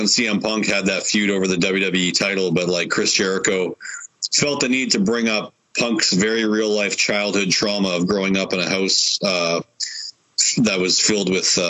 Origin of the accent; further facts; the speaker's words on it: Winnipeg, Manitoba, Canada; And we're from Winnipeg, you idiots.